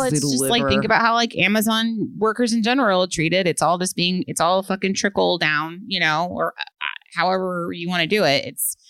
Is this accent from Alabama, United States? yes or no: no; Chicago, Illinois, United States; I'm from Chicago myself, and I've lived in Logan Square area for 5 years